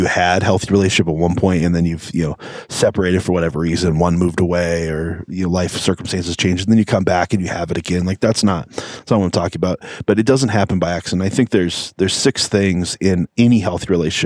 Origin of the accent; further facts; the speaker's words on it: United States; We're American people